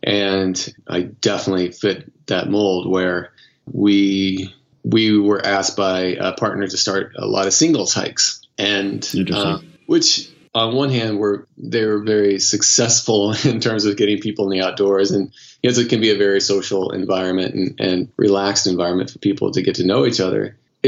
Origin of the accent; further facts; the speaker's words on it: Missouri, United States; moved away as an adult; now in New York City, United States; So I moved to New York City from Missouri 15 years ago and loved moving to the city